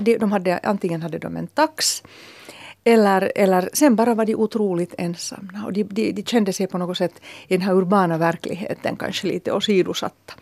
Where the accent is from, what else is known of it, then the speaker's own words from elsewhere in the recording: Helsinki, Uusimaa, Finland; när jag var liten och bodde på Södra Hesperia-gatan så såg jag alltid de här stränga Töle-damerna